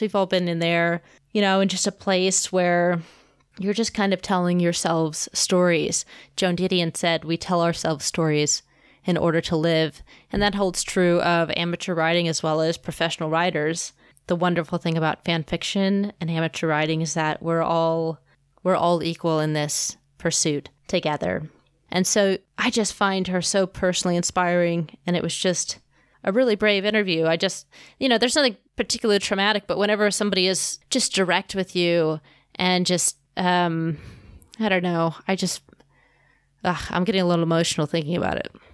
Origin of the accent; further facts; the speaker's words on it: Kansas City, Missouri, United States; here in Kansas City, my hometown